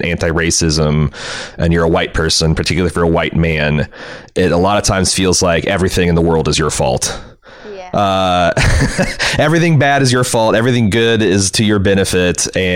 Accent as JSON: {"language": "English", "country": "United States", "said": "as American"}